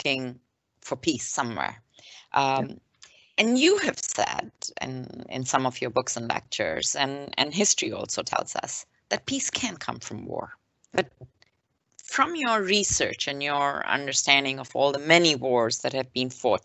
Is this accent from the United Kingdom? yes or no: no; India; now in Canada; growing up in India